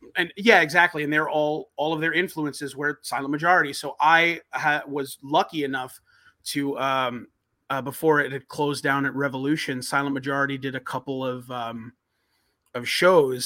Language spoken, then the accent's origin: English; Long Island, New York, United States; growing up in New York, Long Island